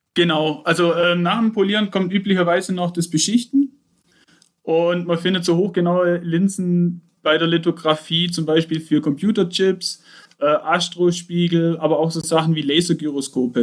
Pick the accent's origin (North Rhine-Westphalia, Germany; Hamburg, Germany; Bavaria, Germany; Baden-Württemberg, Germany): Baden-Württemberg, Germany; Aalen; ich komme aus Aalen, näher Stuttgart, auf der schönen Ostalb